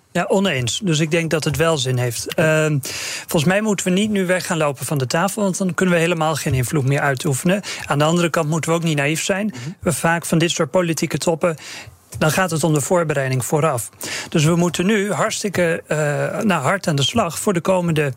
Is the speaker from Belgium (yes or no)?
no; Terschelling, Friesland, Netherlands; ik ben opgegroeid op de Schelling